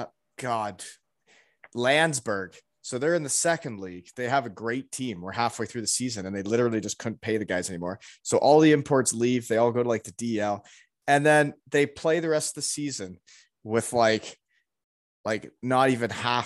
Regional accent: Canada; growing up in Canada

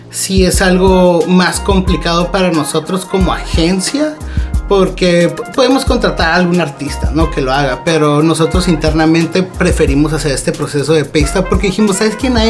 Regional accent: Mexico; O sea, como mexicana

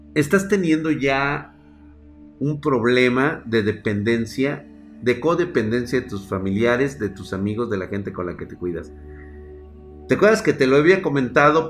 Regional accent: Mexico

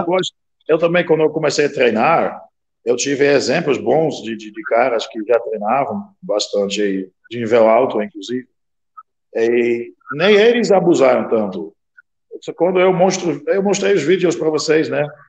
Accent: Netherlands; Portuguese is a second language; now in Brazil; eu sou da Rolanda, mas eu sou do interior, eu não sou da cidade

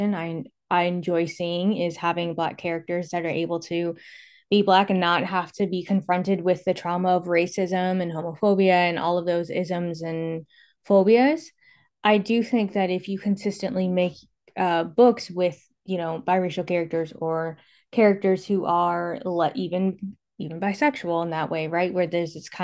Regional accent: California, United States; moved away as an adult; also born or lived in Atlanta, Georgia; I was born and raised in California, lived in Atlanta for quite a while. Now I'm back in California

